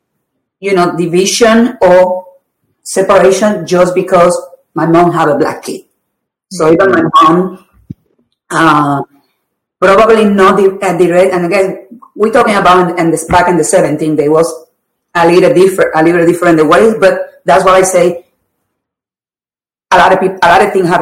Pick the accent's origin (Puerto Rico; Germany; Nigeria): Puerto Rico; I grew up in a very poor neighborhood in Puerto Rico